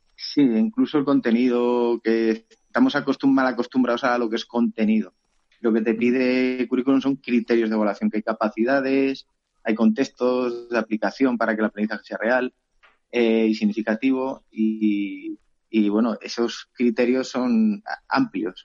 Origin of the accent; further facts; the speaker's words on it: Teruel, Aragon, Spain; also born or lived in Cuevas de Cañaveras; yo soy de Teruel